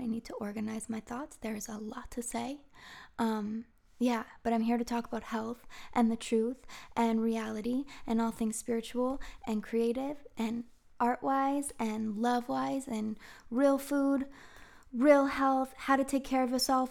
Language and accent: English; Marblehead, Massachusetts, United States; moved away as an adult; also born or lived in Beverly, Massachusetts / San Diego, California; I grew up in Marblehead